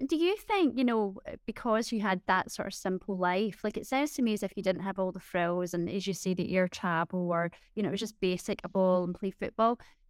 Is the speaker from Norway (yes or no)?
no; Scotland, United Kingdom; I'm Scottish